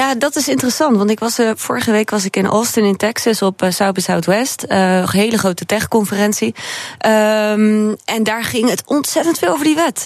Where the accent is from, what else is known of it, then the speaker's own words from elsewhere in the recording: Groningen, Netherlands; ik ben een geboren Groningse